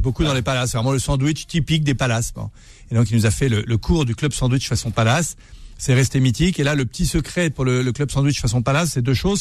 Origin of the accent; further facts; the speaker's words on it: Berry, Centre-Val de Loire, France; je suis du Berry